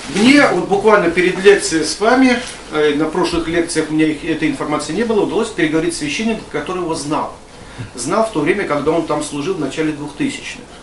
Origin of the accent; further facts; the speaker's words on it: Krasny Kholm, Tver Oblast, Russia; я родом с Красного холма